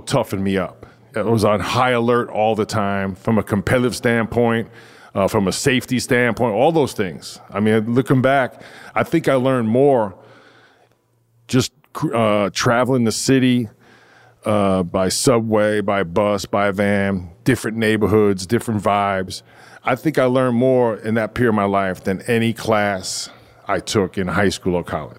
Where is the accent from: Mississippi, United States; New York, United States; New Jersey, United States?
New York, United States; New York City; I grew up in Flatbush